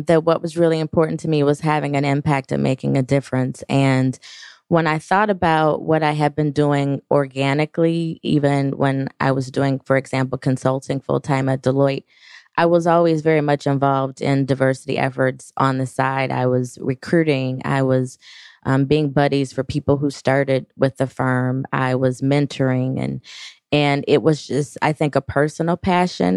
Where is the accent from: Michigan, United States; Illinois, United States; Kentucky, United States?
Michigan, United States; Detroit; born and raised in the Detroit area